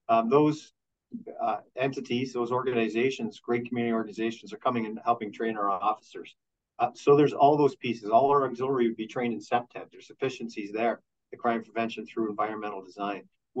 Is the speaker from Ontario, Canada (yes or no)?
yes; Peterborough, Ontario, Canada; I came from Peterborough.